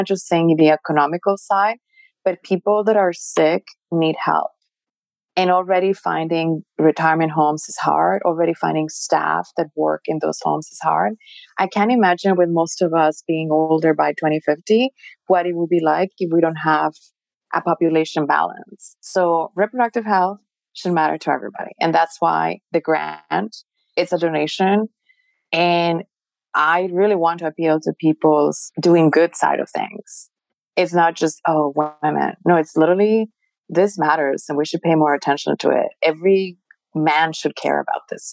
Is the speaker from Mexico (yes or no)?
yes; Mexico; I'm Mexican. I was born in Mexico